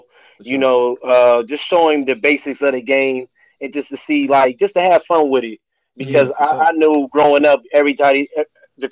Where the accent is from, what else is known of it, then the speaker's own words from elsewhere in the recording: Farrell, Pennsylvania, United States; I'm from Farrell. Graduation class, 09